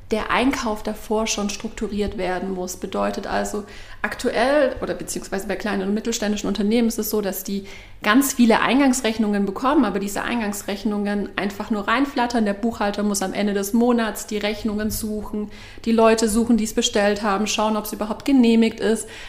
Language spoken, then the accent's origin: German; Baden-Württemberg, Germany; now in Berlin, Germany; ich bin …, ich bin 32 Jahre alt. Ich bin ursprünglich aus dem Schwabenland